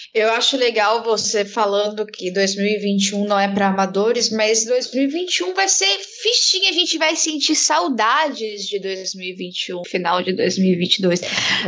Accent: Brazil; nós somos brasileiros

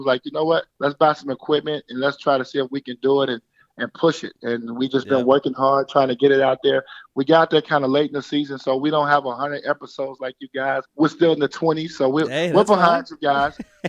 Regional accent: Chicago, Illinois, United States; We're both from the South Side of Chicago.

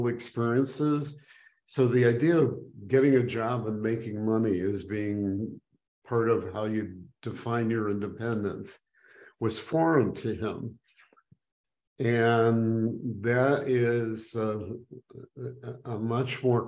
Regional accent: Skokie, Illinois, United States; I grew up in Skokie, Illinois, which, you know, a little suburb outside of Chicago

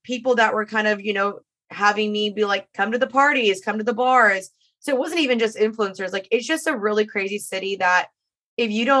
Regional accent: Dallas, Texas, United States; moved away as an adult; also born or lived in Los Angeles; I'm returning to my hometown

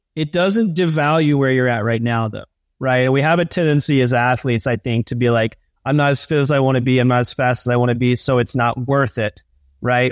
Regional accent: East Coast, United States; I grew up on the East Coast, on the ocean

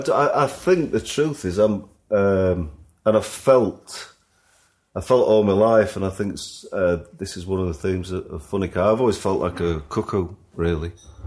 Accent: Sheffield, Yorkshire and the Humber, United Kingdom; I have big sense memories of being a kid growing up in Sheffield.

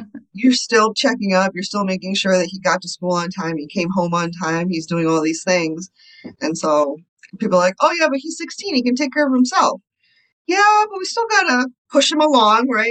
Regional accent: Connecticut, United States; moved away as an adult; also born or lived in India; now in Chicago, United States; I grew up in the States. I was born in India. And then when I was three, we moved to Connecticut. So I was there from the time I was three to probably 24

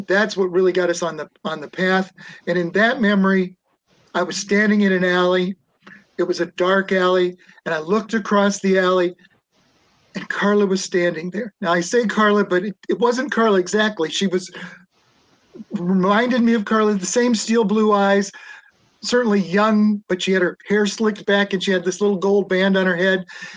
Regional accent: Nebraska, United States; moved away; also born or lived in Boston / Ohio; I was from Nebraska

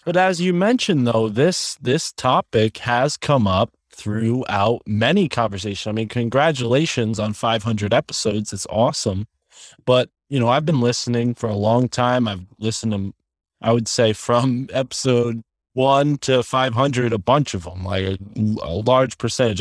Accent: Connecticut, United States; growing up in Connecticut, not too far from Yale University

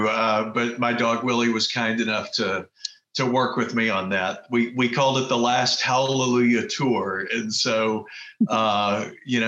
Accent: Texas, United States; moved away as an adult; also born or lived in Kauai, Hawaii; I grew up in Texas

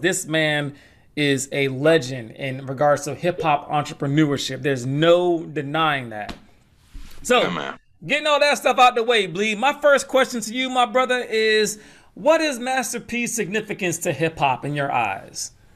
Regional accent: the South, United States; I'm from the South as well

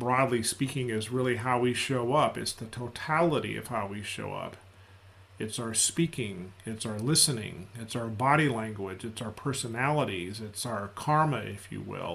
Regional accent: United States; I'm an American. I'm a Black American

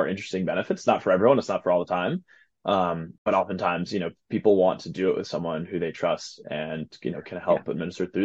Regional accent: East Coast, United States; now in Seattle, United States; I'm from the East Coast

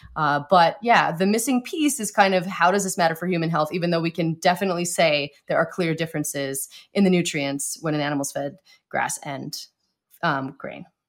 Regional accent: Montana, United States; I grew up in Montana

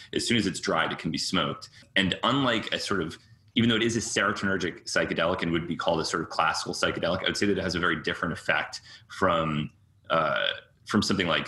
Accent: Cambridge, Massachusetts, United States; also born or lived in New York; I was born there and lived there as a young child, but I was raised mostly in Cambridge, Massachusetts

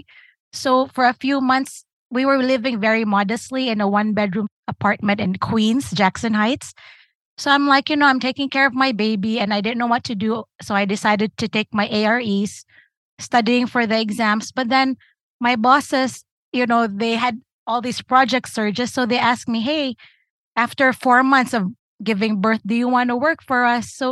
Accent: Philippines; moved away as an adult; also born or lived in Newark, New Jersey; now in United States; I'm from the Philippines. We graduate high school at 16.

